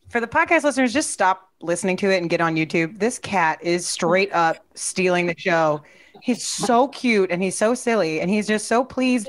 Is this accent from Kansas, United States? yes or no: yes; Overland Park, Kansas, United States; moved away; That's where I'm from.